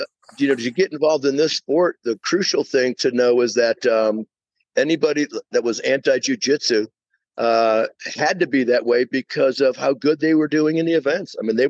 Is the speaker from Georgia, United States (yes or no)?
no; New Jersey, United States; moved away as an adult; also born or lived in New York; now in Atlanta, United States; So I'm in New York. I was born in New York, grew up in Jersey, back in New York